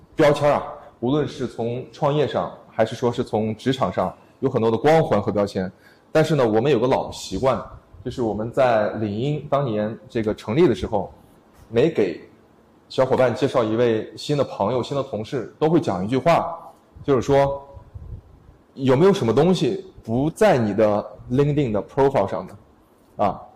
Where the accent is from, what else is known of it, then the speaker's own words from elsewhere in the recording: Urumqi, Xinjiang, China; moved away as an adult; also born or lived in Beijing / Shenzhen; 其实我们都是在新疆乌鲁木齐长大，后来到了十八岁呢，去了北京读书，然后呃又一起去创业